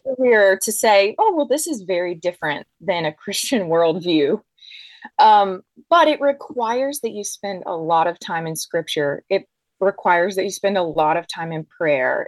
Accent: Deep South, United States; I grew up in the Deep South

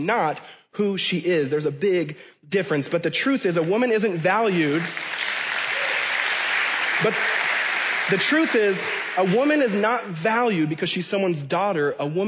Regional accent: Washington, United States; where I was born and raised in Washington State

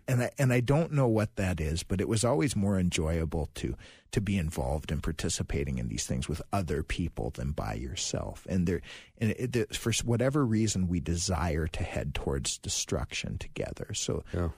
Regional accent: Virginia, Minnesota, United States; now in St. Louis Park, United States; I'm from Virginia, Minnesota originally

